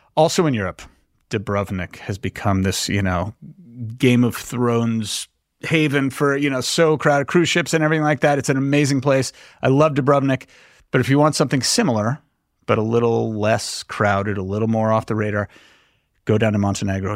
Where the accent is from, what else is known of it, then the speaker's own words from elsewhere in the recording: Los Angeles, California, United States; my hometown of Los Angeles.